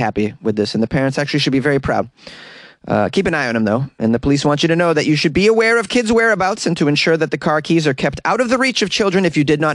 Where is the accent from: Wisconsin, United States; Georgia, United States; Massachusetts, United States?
Massachusetts, United States; Boston; now in Los Angeles, United States; I'm a Bostonian